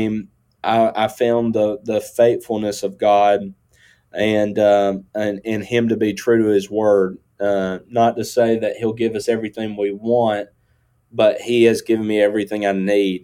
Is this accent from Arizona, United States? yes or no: no; Northwest Georgia, United States; accent: country; I grew up in Northwest Georgia.